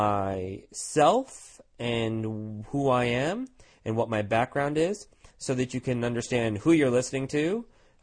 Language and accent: English; Tucson, Arizona, United States; also born or lived in India / New York City; when I was 9, we moved to sunny Tucson, Arizona, where my parents decided to purchase a motel in Tucson, and started running their own business. We have stayed here ever since. I'm still here, some 30 years later. And we've done very, very well here. I grew up here.